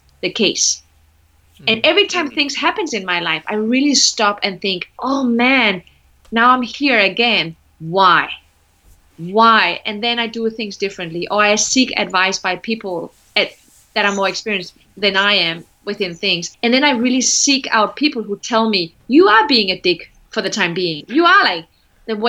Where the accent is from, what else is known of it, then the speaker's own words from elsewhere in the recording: Denmark; I was one of the very few female managers in my country. I'm from Denmark. I was the only brown Moroccan African ever